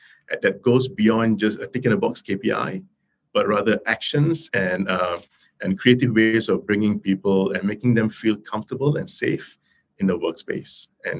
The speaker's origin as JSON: {"language": "English", "country": "Malaysia", "tie": "born or raised there", "said": "born and bred in Malaysia, third generation Indian from great-grandparents who came from India as slaves into Malaysia"}